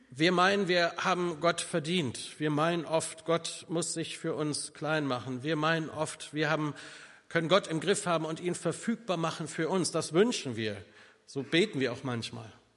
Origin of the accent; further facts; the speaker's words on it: North Rhine-Westphalia, Germany; bei uns in Ostwestfalen